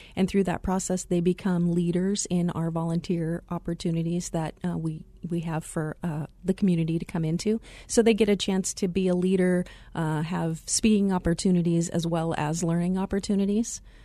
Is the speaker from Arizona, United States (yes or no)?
yes; Glendale, Arizona, United States; also born or lived in Chicago area, Illinois; I had the pleasure of growing up in the Glendale area